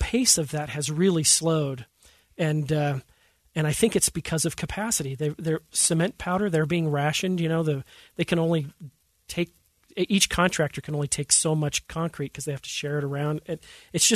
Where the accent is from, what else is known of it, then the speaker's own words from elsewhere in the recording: Hooper, Utah, United States; moved away as an adult; now in Davis County, United States; I grew up in Hooper. My parents still live there